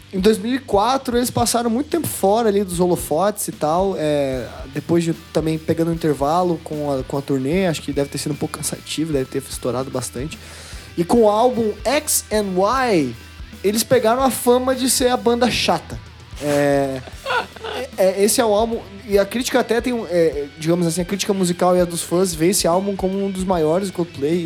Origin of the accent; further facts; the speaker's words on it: Brazil; a gente é brasileiro